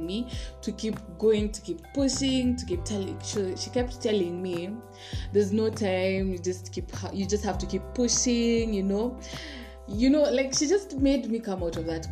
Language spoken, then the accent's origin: English; Kenya; I'm not Nigerian, I'm Kenyan